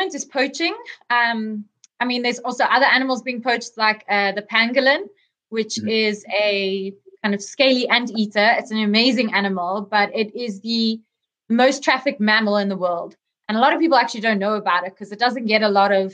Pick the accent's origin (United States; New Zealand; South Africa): South Africa; I grew up here in South Africa